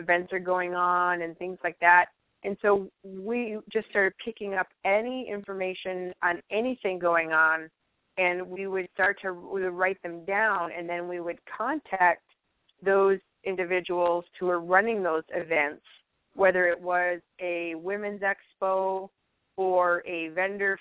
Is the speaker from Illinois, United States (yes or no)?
yes; Chicago, Illinois, United States; moved away as an adult; also born or lived in Fargo, North Dakota; I moved from Chicagoland, which I'd been there for my whole life, you know, and moved there to Fargo